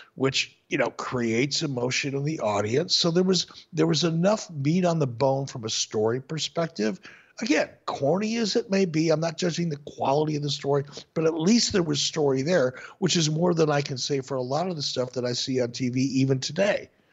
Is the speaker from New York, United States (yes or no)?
no; Minneapolis, Minnesota, United States; When I was a, a young kid growing up in Minneapolis, in my my mid-teens, late teens